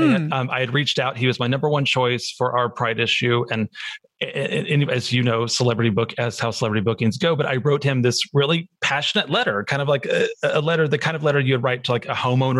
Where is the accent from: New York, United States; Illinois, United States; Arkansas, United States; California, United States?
Arkansas, United States; I'm from Arkansas